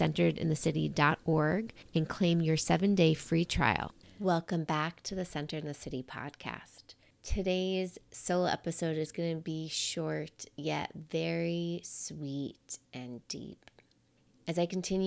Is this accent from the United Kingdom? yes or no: no; New York, United States; I'm a New Yorker.